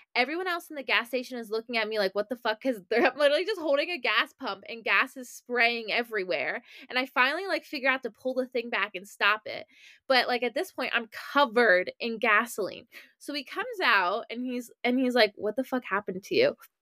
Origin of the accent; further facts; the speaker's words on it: Maryland, United States; I'm from Maryland